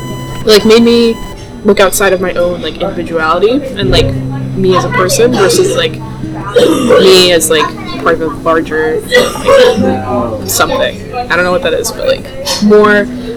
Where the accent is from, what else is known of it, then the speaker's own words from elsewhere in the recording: Northern Virginia, United States; I grew up in Northern Virginia. Grew up in the same, like, 25-mile radius, like, pretty much my whole life